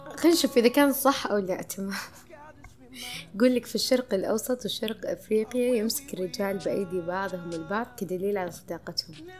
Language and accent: Arabic; Saudi Arabia; عندنا في السعودية